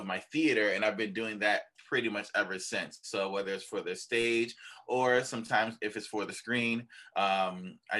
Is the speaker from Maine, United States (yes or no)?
no; Buffalo, New York, United States; So I am from Buffalo. I'm born and raised here in Buffalo.